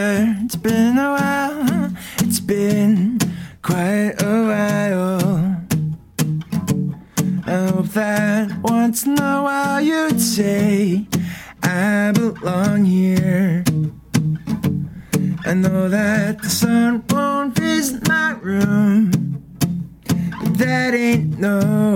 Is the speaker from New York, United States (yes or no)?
yes; Long Island area, New York, United States; moved away as an adult; now in Boston, United States; I'm from New York